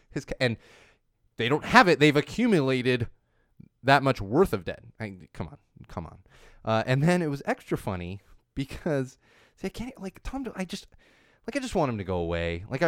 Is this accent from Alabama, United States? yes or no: no; San Diego, California, United States; I grew up in San Diego.